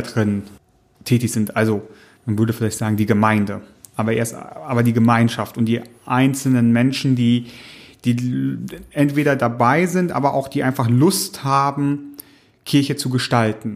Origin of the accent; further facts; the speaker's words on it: East Frisia, Lower Saxony, Germany; ich komme aus Ostfriesland, da gibt's eine klare Trennung auch zwischen einer lutherischen Landeskirche und einer reformierten Landeskirche nochmal